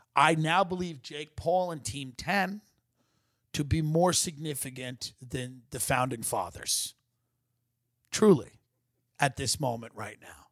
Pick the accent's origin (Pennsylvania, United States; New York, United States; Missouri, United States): New York, United States; doing business in my home state